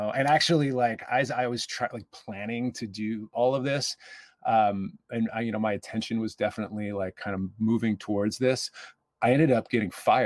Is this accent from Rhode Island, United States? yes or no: no; Baltimore, Maryland, United States; I grew up in Baltimore.